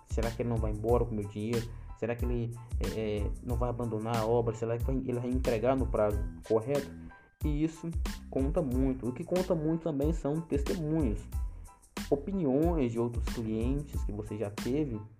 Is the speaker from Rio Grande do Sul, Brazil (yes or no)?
no; Pedra, Pernambuco, Brazil; na cidadezinha onde eu nasci, Nasci e foi, e foi criado, que é a cidade de Pedra, no Pernambuco, uma cidadezinha bem pequena.